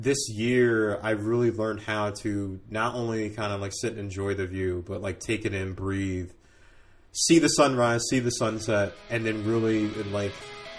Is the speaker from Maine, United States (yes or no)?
no; North Brunswick, New Jersey, United States; also born or lived in Newark / Bordentown; So I was born in Newark and then from there moved to North Brunswick. And stayed there for until about 8th grade and moved down to South Jersey where we lived in Bordentown.